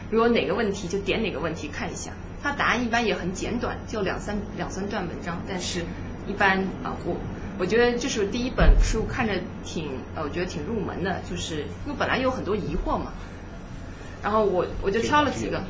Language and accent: Chinese; Suzhou, Jiangsu, China; moved away; 我是苏州的，我们苏州有些寺庙嘛